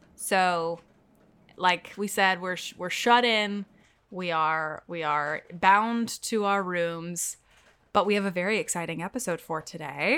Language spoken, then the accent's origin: English; Texas, United States; now in New York, United States; I grew up in Texas